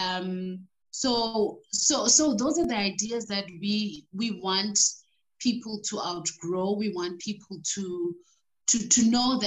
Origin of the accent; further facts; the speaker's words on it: South Africa; also born or lived in Ekurhuleni; I grew up in Gugulethu, And later on, we moved to the suburbs